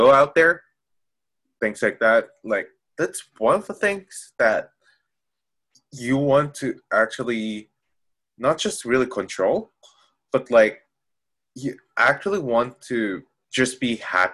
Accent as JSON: {"language": "English", "country": "Philippines", "said": "I'm Filipino"}